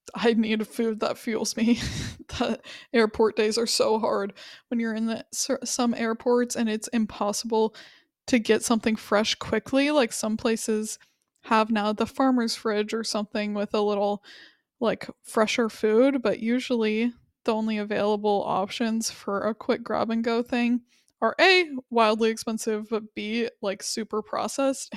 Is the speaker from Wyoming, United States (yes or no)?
yes; Wyoming, United States; I was from Wyoming.